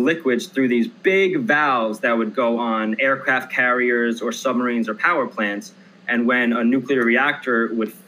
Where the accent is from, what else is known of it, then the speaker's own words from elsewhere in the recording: Long Island, New York, United States; I am from Long Island, New York